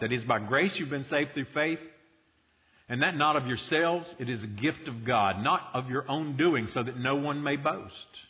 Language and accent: English; United States